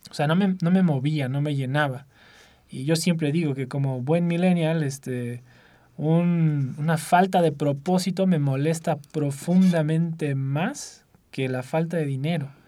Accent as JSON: {"language": "Spanish", "region": "São Paulo", "country": "Brazil", "also_born_or_lived": "United States", "second_language": "Spanish", "moved": "yes", "said": "soy originalmente de Brasil, eh, de Sao Paulo. Eh, pero casi nunca viví ahí, eh, una vida muy eh, en diversos países."}